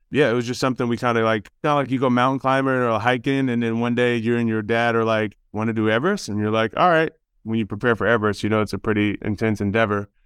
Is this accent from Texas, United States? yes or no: yes; Houston, Texas, United States; we're from Houston and that's where I lived